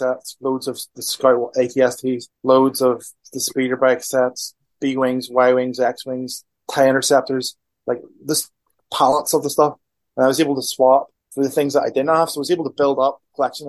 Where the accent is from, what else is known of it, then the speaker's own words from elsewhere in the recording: near Belfast, Northern Ireland, United Kingdom; I grew up near Belfast